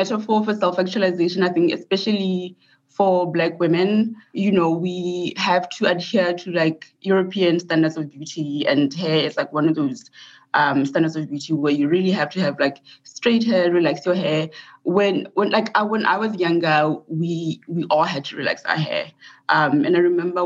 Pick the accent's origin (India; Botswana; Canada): Botswana; moved away as an adult; also born or lived in Mississippi, United States; now in United States; I'm from Botswana, and so I did my undergrad education in Botswana. I did all of my education in Botswana.